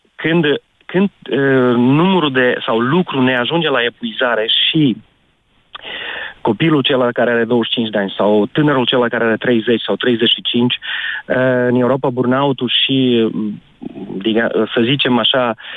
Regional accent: Romania; now in Portugal; eu mă socot și sunt român

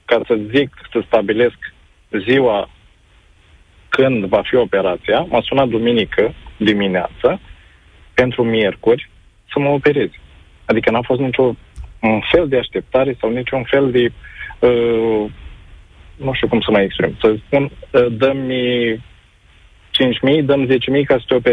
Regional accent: Galați, Galați County, Romania; eu sunt din Galați.

